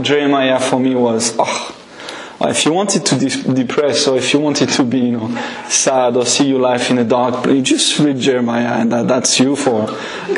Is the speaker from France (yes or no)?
yes; France; English is a second language; now in Scotland, United Kingdom; I'm not a product of Scotland, but of France. So that's why my accent is maybe